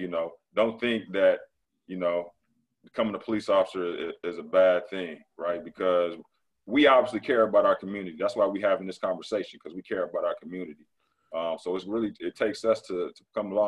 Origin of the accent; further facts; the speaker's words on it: Michigan, United States; moved away; I'm from Michigan